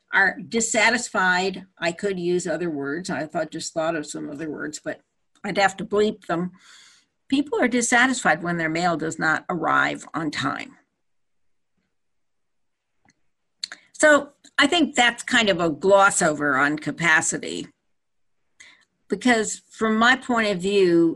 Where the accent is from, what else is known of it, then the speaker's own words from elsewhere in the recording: Petaluma, California, United States; also born or lived in Napa, California; when I was growing up in Petaluma and in Napa, they were small towns